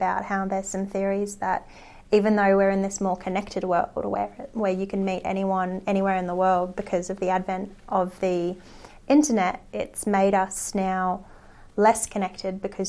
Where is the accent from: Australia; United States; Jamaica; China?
Australia; we are Australian